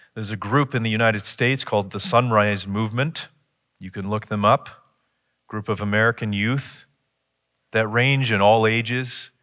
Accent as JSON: {"language": "English", "town": "Chatham", "region": "Ontario", "country": "Canada", "tie": "born or raised there", "said": "I grew up in Chatham."}